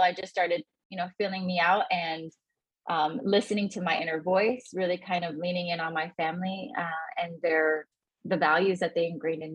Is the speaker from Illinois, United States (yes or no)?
yes; Chicago, Illinois, United States; I grew up in the south side of Chicago in Gage Park. Very proud of the fact, born and raised in Gage Park in Chicago.